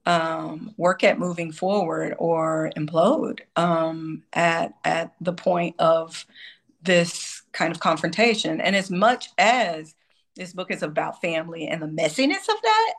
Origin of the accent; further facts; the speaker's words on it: Texas, United States; I am originally from Texas